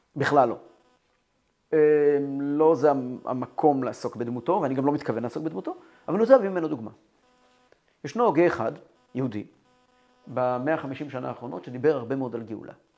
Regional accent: Kfar Chabad, Central District, Israel; ואני גדלתי בכפר חב"ד

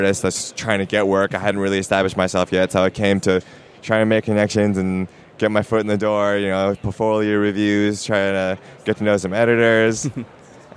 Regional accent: Portland, Oregon, United States; I'm from Portland

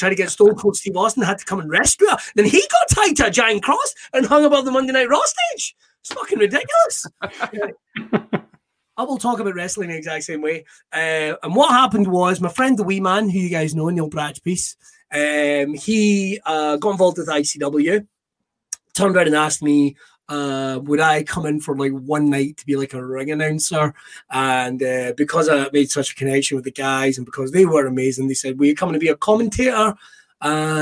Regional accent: Irvine, Scotland, United Kingdom; I grew up in Irvine.

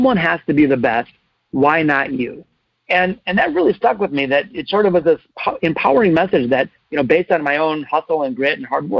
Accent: Detroit, Michigan, United States; I was born in the city of Detroit, not the suburbs, and I've always wanted to stay and be part of the solution. I've had the chance to leave many times. But I grew up in Detroit.

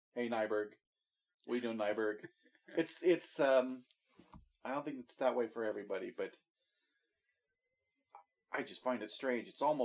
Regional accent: Kansas, United States; moved away as an adult; I grew up from the time we moved to Kansas when I was in sixth grade. Until the time that I left my hometown

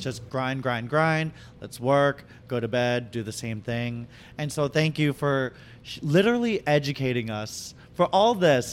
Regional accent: Boston, Massachusetts, United States; moved away; I'm originally from Boston.

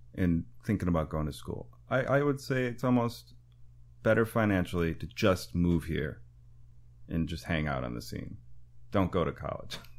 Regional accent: Waupaca, Wisconsin, United States; moved away as an adult; now in New York, United States; I grew up in the Midwest playing rock and roll

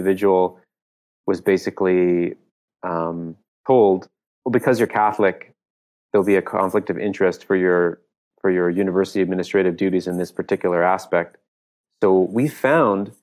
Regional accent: Canada; our country, in Canada

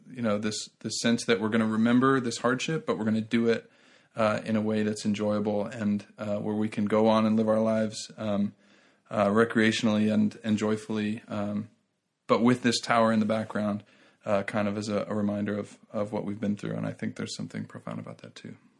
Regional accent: United States; I'm an American

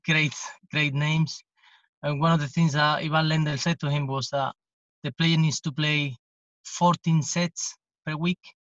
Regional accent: Jerez de la Frontera, Andalusia, Spain; English is a second language; in Jerez, which is my hometown

